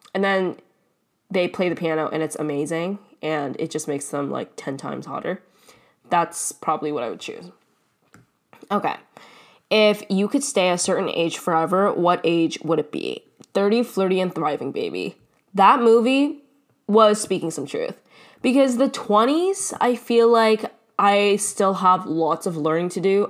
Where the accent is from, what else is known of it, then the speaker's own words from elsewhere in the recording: Canada; I am Canadian